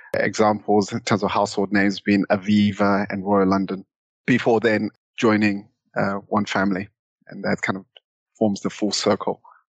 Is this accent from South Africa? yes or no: no; Zimbabwe; accent: Southern African; now in United Kingdom; back then in Zimbabwe. So hopefully some people have picked up my Southern African accent in the intro.